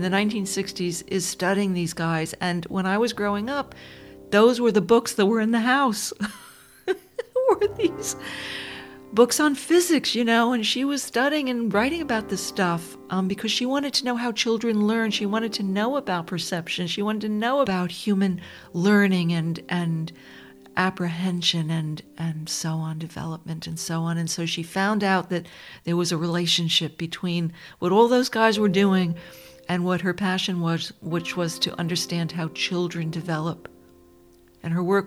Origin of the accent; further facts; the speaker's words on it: Dobbs Ferry, New York, United States; I was growing up outside of New York City in this beautiful suburb named Dobbs Ferry